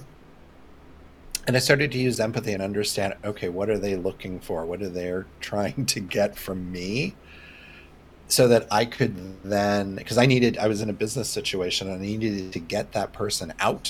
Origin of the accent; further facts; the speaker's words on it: Indiana, United States; growing up in Indiana